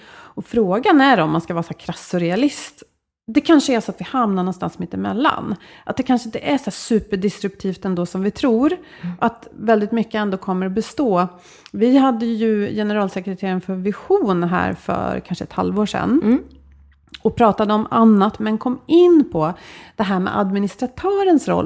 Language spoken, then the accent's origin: Swedish; Sweden; vi som svenskar